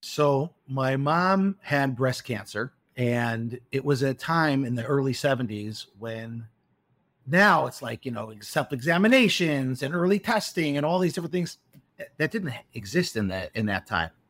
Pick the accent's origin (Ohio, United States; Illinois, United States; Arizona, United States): Illinois, United States; Chicago; moved away as an adult; also born or lived in Milwaukee; now in Beit Shemesh, Israel; I was born in Chicago, um, and I grew up in Chicago